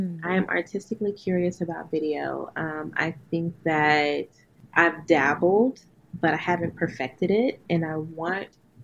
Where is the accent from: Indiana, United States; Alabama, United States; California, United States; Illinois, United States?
Alabama, United States; Huntsville; moved away; I'm from Huntsville, Alabama